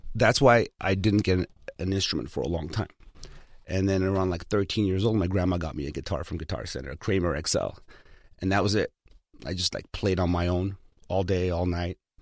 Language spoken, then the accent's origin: English; Los Angeles, California, United States; English is a second language; also born or lived in Armenia; I learned everything in Hollywood. You know, I grew up on Kingsley and Sunset and Fountain